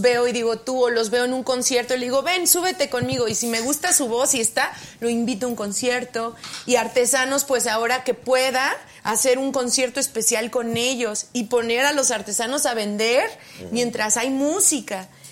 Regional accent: State of Mexico, Mexico; also born or lived in Oaxaca / London; Yo nací en Oaxaca y me vine muy a, como a los cuatro años me trajeron mis papás al Estado de México

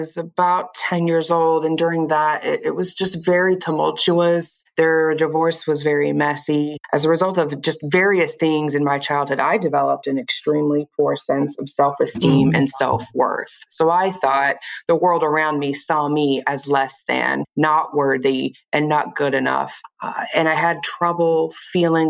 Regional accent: Kansas City, Missouri, United States; also born or lived in Nebraska / Lee's Summit, Missouri; I live in Lee Summit, Missouri. I'm basically from the Kansas City area. Born and raised here

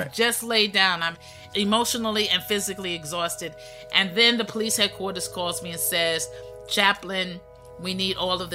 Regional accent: New York City, New York, United States; I'm a native New Yorker with Southern roots

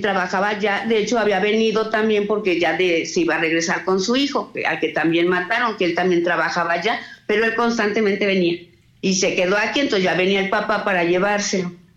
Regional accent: Salamanca, Guanajuato, Mexico; Nosotras somos de Salamanca, aquí vivimos también

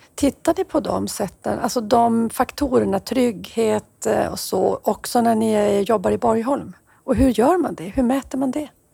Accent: Norrbotten County, Sweden; mitt hemlän i Haparanda

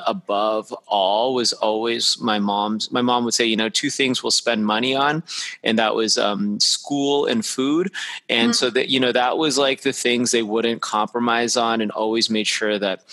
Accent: Las Vegas, Nevada, United States; I actually grew up in Las Vegas, Nevada, which not too many people grow up there

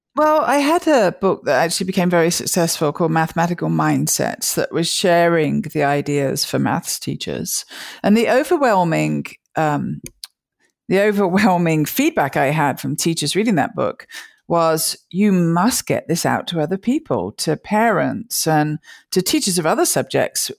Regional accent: near Birmingham, West Midlands, United Kingdom; moved away as an adult; also born or lived in Liverpool / London; now in United States; I grew up in the center of England, uh, near a town called Birmingham

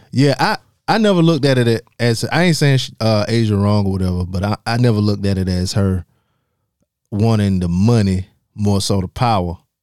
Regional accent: South Carolina, United States; I'm from South Carolina too

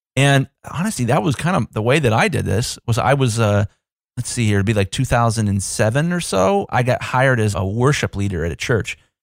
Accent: Columbus, Ohio, United States; I'm from Columbus, Ohio. We're a pretty big city.

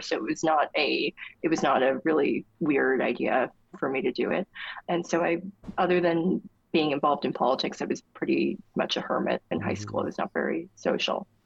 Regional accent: near Asbury Park, New Jersey, United States; Asbury Park, New Jersey, which was near my hometown

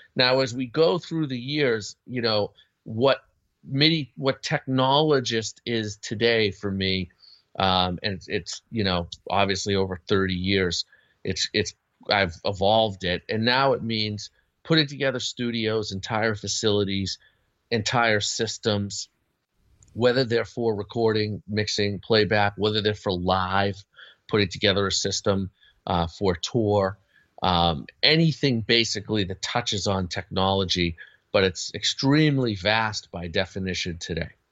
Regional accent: Boston, Massachusetts, United States; I grew up in the Boston area

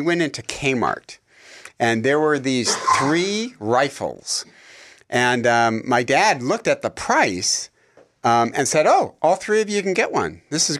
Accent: Detroit, Michigan, United States; we grew up in Detroit. My dad was a factory worker for General Motors.

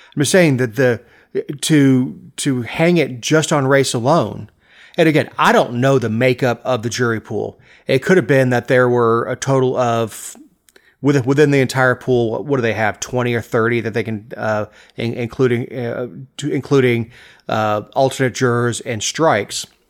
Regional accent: Florida, United States; growing up in Florida, we didn't play a whole lot of hockey

